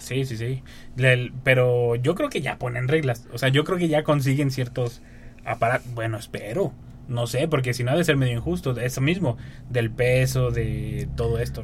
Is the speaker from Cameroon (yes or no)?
no; Mexico; Como mexicanos.